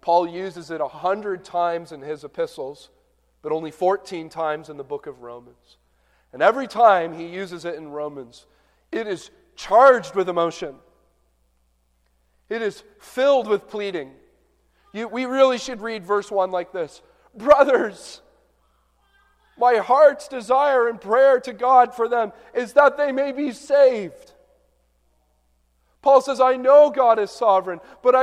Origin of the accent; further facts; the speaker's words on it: southern Ontario, Canada; now in Michigan, United States; growing up in southern Ontario